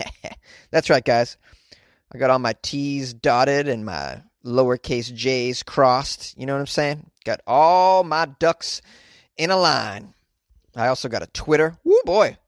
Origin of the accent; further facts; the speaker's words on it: United States; I was born in the United States